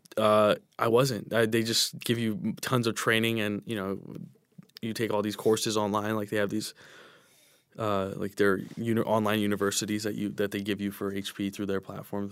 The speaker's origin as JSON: {"language": "English", "area": "Inland Empire", "region": "California", "country": "United States", "tie": "born or raised there", "said": "growing up in the Inland Empire"}